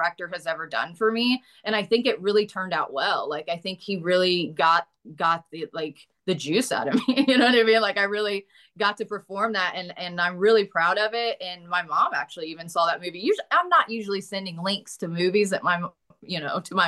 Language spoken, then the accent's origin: English; United States; accent: Southern; I can do a Southern accent because I'm like from Boontucky in real life